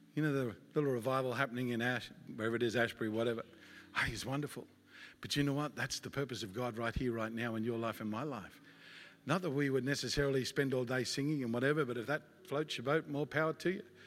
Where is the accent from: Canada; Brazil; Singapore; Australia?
Australia; moved away as an adult; now in United States; I'm an Australian by birth, and I came to America my wife and I, Sandy, and two boys came to America